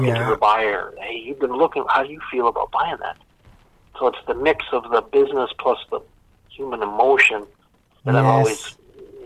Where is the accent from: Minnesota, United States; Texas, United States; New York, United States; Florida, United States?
Minnesota, United States; I grew up in Minnesota